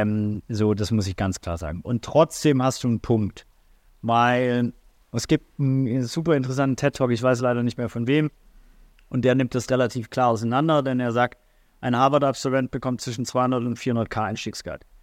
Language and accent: German; Swabia, Baden-Württemberg, Germany; also born or lived in St. Pauli, Hamburg; now in Hamburg, Germany; Schwabe Bildungsbürgertum